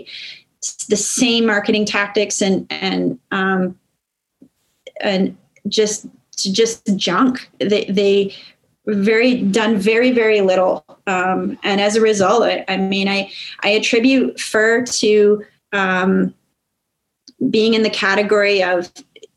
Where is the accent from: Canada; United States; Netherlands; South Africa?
Canada